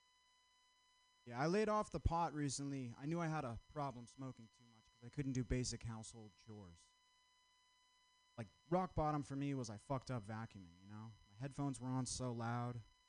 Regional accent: Vermont, United States; I'm from Vermont

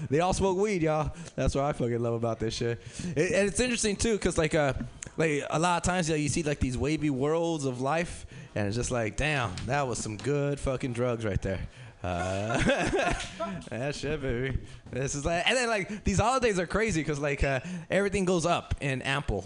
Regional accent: Los Angeles, California, United States; I grew up in South Central, so uh, I'm in LA myself

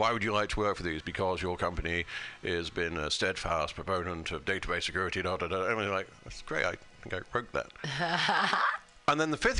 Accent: United Kingdom; I'm British. We created it.

